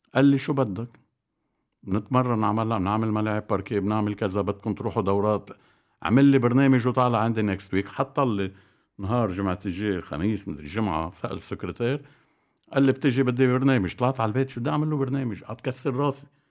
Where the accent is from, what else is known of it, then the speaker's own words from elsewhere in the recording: Bikfaya, Mount Lebanon, Lebanon; انا بضيعتي بكفيا نادي العمل كان نادي فولي بول